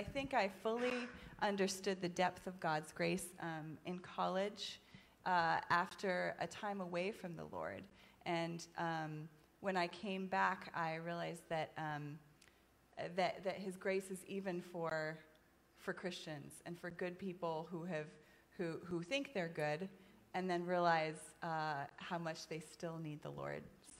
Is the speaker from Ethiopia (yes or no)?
yes; Ethiopia; So my parents were missionaries in Ethiopia. My mom is actually here tonight, right back there. My parents were missionaries with SIM, which is a mission agency that's based in Charlotte. And I grew up in Ethiopia